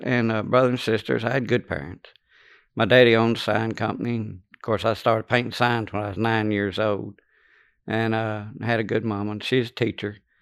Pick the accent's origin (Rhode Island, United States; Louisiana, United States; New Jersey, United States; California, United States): Louisiana, United States; born or raised there; also born or lived in Lake Charles, Louisiana